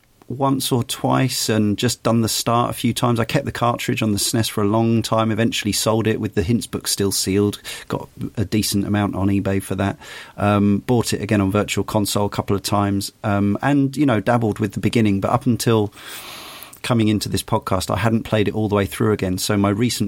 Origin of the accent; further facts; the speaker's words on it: United Kingdom; I'm coming as a British kid who came, young adult by this point